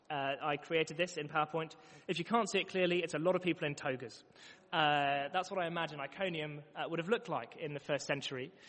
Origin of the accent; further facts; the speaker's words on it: London, United Kingdom; now in Manchester, United Kingdom; before living in Manchester, I came from London.